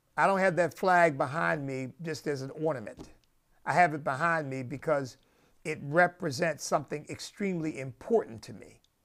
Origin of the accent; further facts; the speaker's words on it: United States; as an American